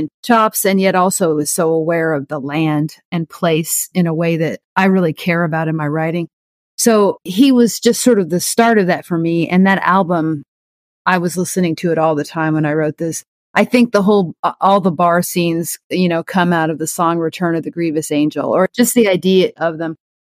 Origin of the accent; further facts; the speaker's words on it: Oklahoma, United States; Growing up in Oklahoma, I had wanted nothing to do with country music at all.